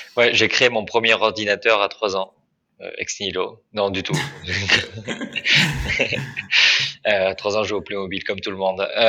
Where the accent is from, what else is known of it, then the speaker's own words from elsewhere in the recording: Bergerac, Nouvelle-Aquitaine, France; je suis originaire de Bergerac en Dordogne